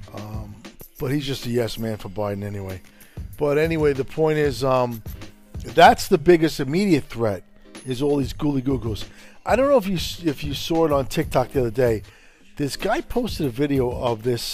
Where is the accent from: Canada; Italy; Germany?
Italy; now in United States; I was born in Italy myself